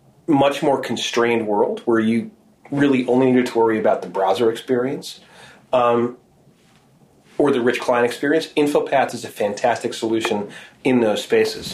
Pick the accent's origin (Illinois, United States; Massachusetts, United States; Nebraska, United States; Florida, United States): Massachusetts, United States; Boston; I'm from Boston, man. Seattle has rain, Boston has weather